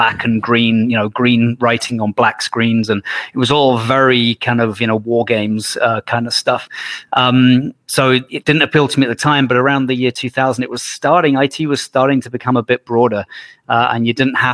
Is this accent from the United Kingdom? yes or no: yes; United Kingdom; moved away as an adult; now in Calgary, Canada; I went back home to the UK, went to law school for 4 years